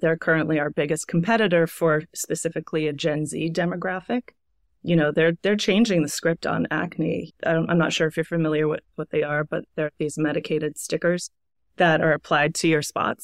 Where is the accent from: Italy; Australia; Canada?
Canada; moved away as an adult; also born or lived in Toronto / Montreal; now in New York, United States; I'm Canadian. I've been living in New York now for about eleven years